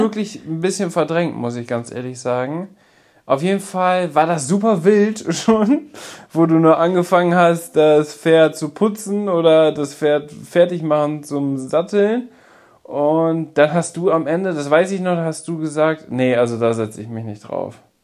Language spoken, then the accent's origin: German; Münsterland, North Rhine-Westphalia, Germany; bei uns im Münsterland